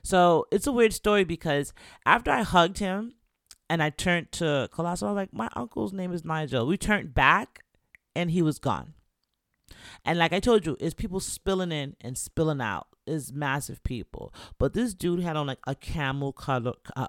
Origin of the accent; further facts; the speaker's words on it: Florida, United States; Where did you hear we were from Florida? You know, I didn't tell anyone I was from Florida.